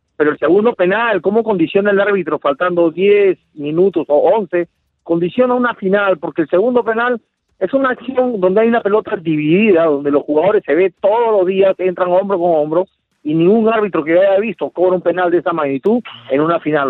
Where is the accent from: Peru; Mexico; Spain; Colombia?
Peru; yo como peruano